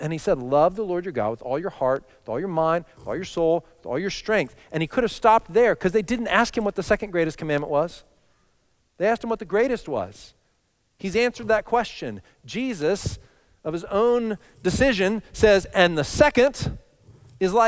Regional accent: Texas, United States; moved away; I grew up in Texas

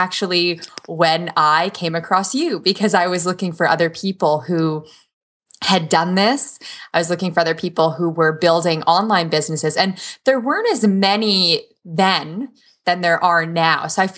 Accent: Waterloo, Ontario, Canada; I was born in Toronto. Mostly grew up and went to school in Waterloo region, and we're like the Silicon Valley of Canada.

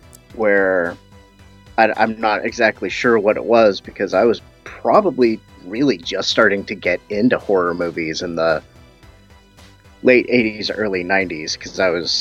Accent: United States; I'm American.

